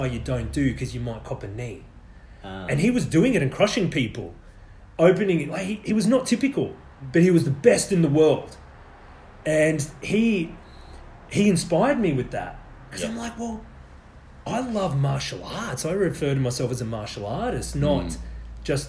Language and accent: English; Australia; I was born in Australia